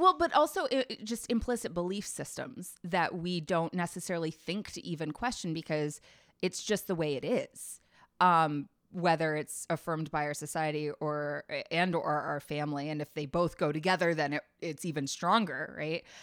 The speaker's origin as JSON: {"language": "English", "town": "Nashville", "region": "Tennessee", "country": "United States", "moved": "as an adult", "said": "I'm originally from Tennessee, from Nashville."}